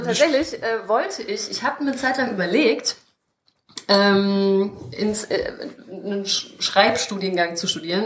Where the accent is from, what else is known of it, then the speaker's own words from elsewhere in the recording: Krefeld, North Rhine-Westphalia, Germany; geboren in Krefeld, aufgewachsen in Krefeld